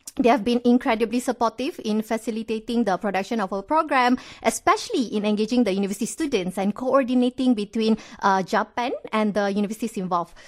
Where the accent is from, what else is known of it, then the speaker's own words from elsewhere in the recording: Malaysia; unite us as Malaysian